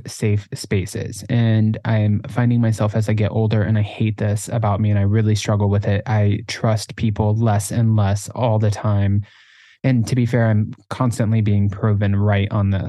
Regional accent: South Florida, United States; I grew up in South Florida

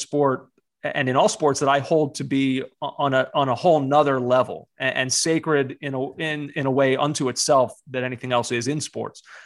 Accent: United States; as an American growing up in a time when there was not a domestic league

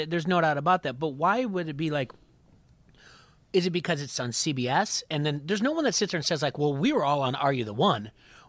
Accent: the South, United States; We're from the South. We just, come on.

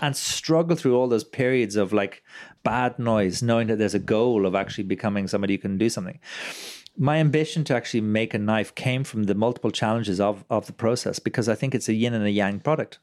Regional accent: Ireland; I'm a proud Irishman

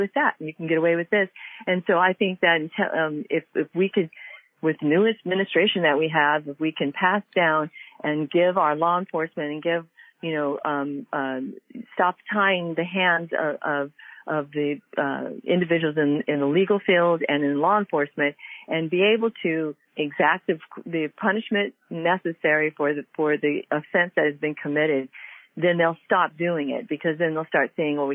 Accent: Pasadena, California, United States; as a 53-year-old growing up in the Pasadena area

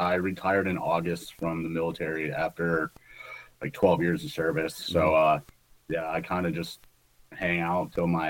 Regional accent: Michigan, United States; now in New York, United States; Originally, I grew up in Michigan, but I settled in upstate New York.

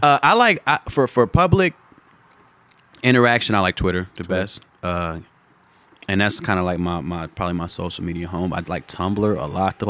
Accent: Chicago, Illinois, United States; moved away; my experience growing up in Chicago

